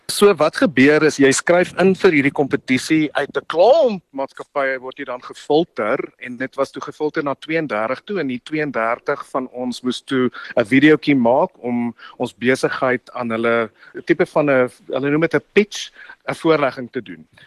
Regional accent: South Africa

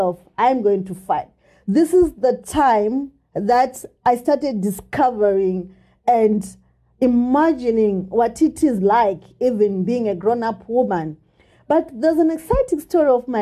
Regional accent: Gokwe, Midlands, Zimbabwe; I grew up in the dust and dark streets of Nembudzia Gokwe

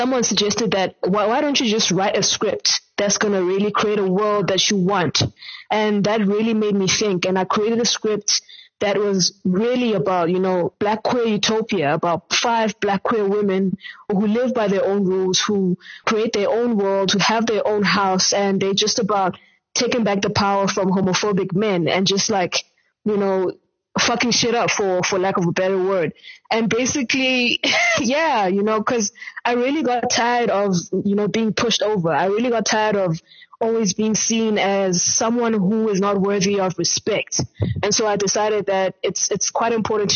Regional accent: Eastern Cape, South Africa; now in Johannesburg, South Africa; I'm from the Eastern Cape originally, and currently based in Johannesburg

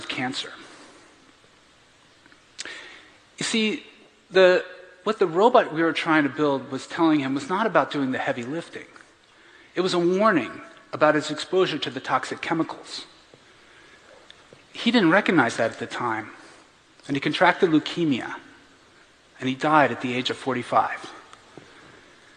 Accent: Bethlehem, Pennsylvania, United States; I grew up in Bethlehem, Pennsylvania

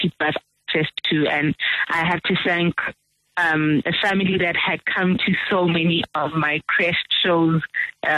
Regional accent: Pietermaritzburg, KwaZulu-Natal, South Africa; also born or lived in Durban; I was born in KwaZulu-Natal, Durban, and I was raised in Pietermaritzburg

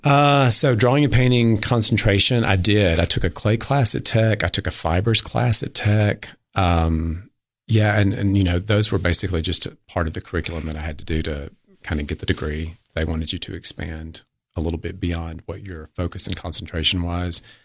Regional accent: Livingston, Tennessee, United States; Livingston, my hometown.

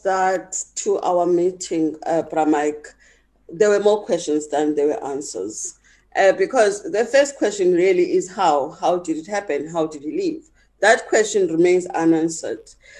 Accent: South Africa; as a South African

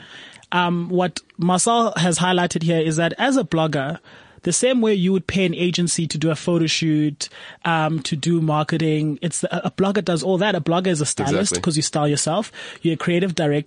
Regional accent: South Africa; as a South African

